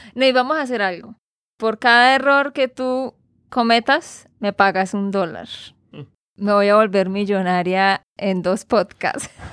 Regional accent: Santander, Colombia; de Santander, Colombia

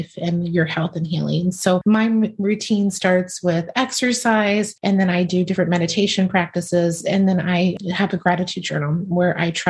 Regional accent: Virginia, United States; moved away; in Virginia, my home state

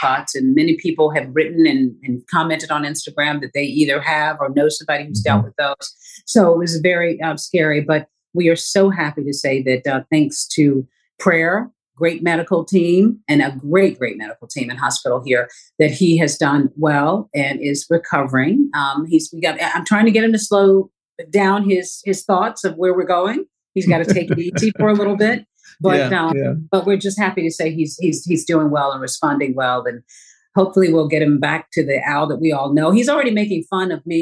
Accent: the South, United States; I grew up in the South

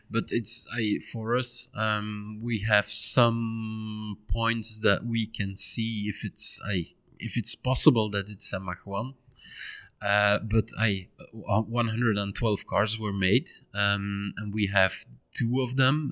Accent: Ninove, Flanders, Belgium; in Nino of my hometown

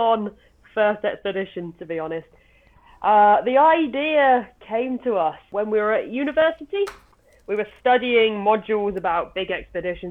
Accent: England, United Kingdom; now in Lake District, United Kingdom; Well, currently we're based in the Lake District, both working in the outdoor industry. But we both grew up down south, actually, quite a way away.

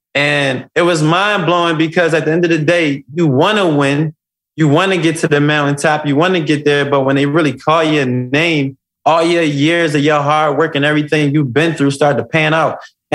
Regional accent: Philadelphia, Pennsylvania, United States; My life was a pivot. I come from West Philadelphia. I come from the jungle.

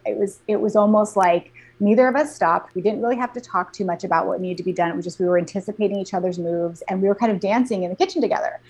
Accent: Alaska, United States; moved away as an adult; I was actually born and raised in Alaska.

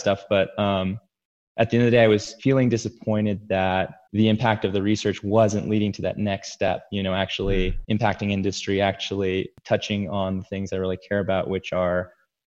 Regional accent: San Diego, California, United States; moved away; also born or lived in New Mexico; I grew up mostly in San Diego, California.

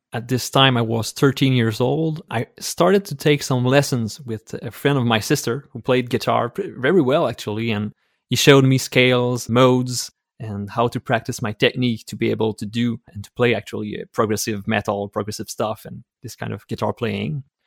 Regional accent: Quebec City, Quebec, Canada; English is a second language; I'm from Quebec City in Canada, so I'm a French-speaking Canadian

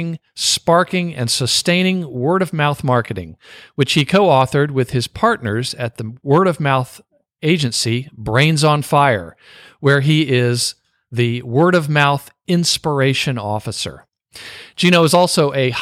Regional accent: the South, United States; I'm a Southerner

